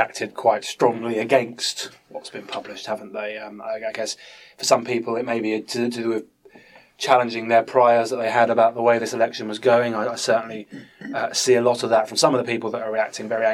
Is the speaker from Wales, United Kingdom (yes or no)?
no; Bedford, East of England, United Kingdom; I'm from Bedford